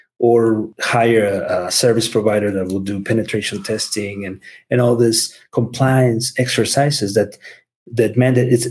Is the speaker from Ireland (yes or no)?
no; Mexico; English is a second language; moved away as an adult; also born or lived in Seattle, United States; now in United States; being from Mexico and growing up in Mexico and then moving into the US